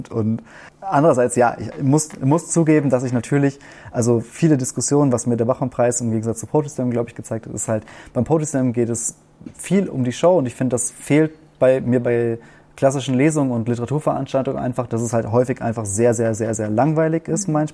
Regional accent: Warstein, North Rhine-Westphalia, Germany; accent: German; moved away as an adult; now in Austria; Also ich habe viel Verbindung zu meiner Heimatstadt

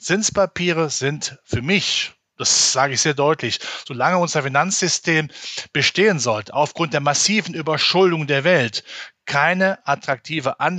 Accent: North Rhine-Westphalia, Germany; ich komme ja aus dem Rheinland in der Nähe von Köln

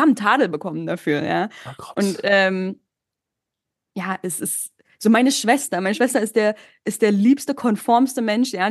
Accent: Berlin, Germany; first language German and Turkish; ich bin in Ostberlin zur Schule gegangen

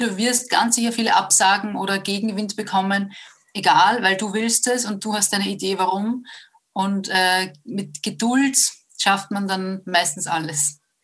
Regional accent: Upper Austria, Austria; moved away as an adult; also born or lived in Vienna; ich bin ursprünglich aus Oberösterreich

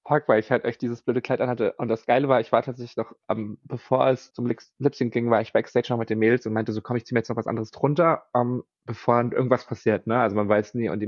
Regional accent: Berlin, Germany; ich bin ja aus Berlin, also da muss man ja ähm, Club tanzen können.

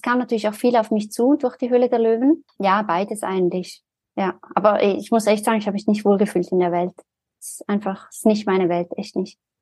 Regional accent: Zurich, Switzerland; Ich bin ja aus Zürich, also war damals auch schon in Zürich

